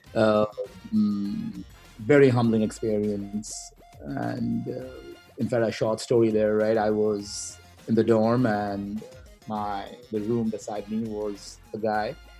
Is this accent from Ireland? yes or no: no; Kolkata, West Bengal, India; moved away; i'm originally from uh, india and uh, traveled uh, in various cities within india mainly from a city named uh, calcutta